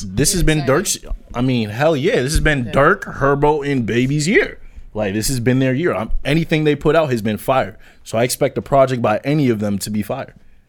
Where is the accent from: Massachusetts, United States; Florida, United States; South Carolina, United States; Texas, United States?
Massachusetts, United States; Medford; I claim Boston and Medford.